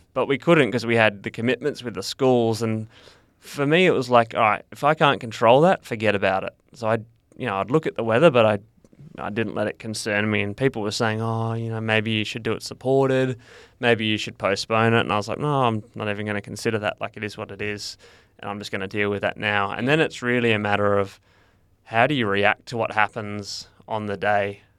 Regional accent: Perth, Western Australia, Australia; I grew up in Perth

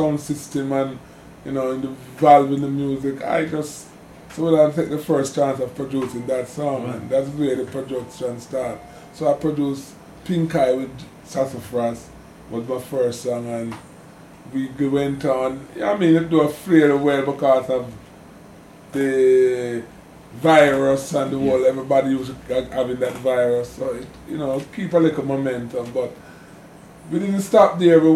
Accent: Kingston, Jamaica; I was born in Kingston, actually, Kingston Hospital in City Kingston of Jamaica. You know, growing up with my father was a very poor man, he used to sell food around town

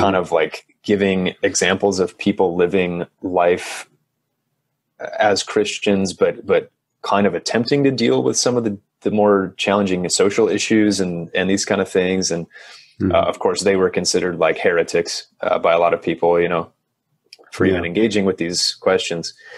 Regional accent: Michigan, United States; moved away; where I grew up in Michigan

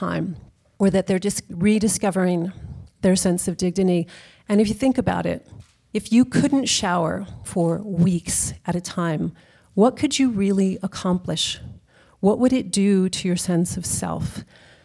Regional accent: Texas, United States; now in San Francisco, United States; I am from Texas, where May is a very common middle name

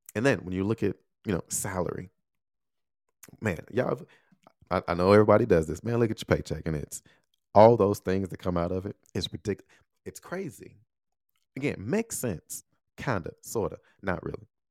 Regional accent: United States; moved away as an adult; also born or lived in Taiwan; Love my home country. Love being here

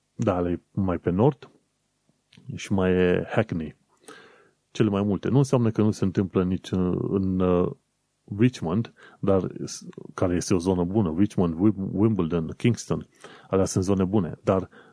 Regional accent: Romania; accent: Eastern European; moved away as an adult; now in London, United Kingdom; Ca român

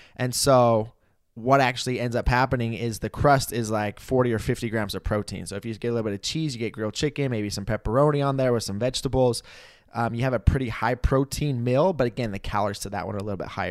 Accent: Idaho, United States; moved away; when I lived in my hometown in Idaho

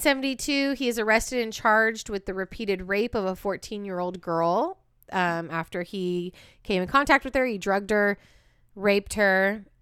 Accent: Walnut Creek, California, United States; also born or lived in Antioch, California; the town that B and I met in and grew up in, Walnut Creek

